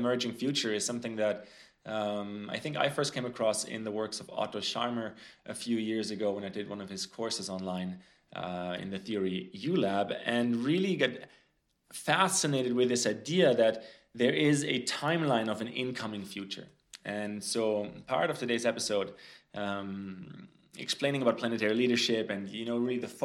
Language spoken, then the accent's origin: English; Frankfurt, Hesse, Germany; moved away; Germany, actually, where I grew up, close to where I grew up in Frankfurt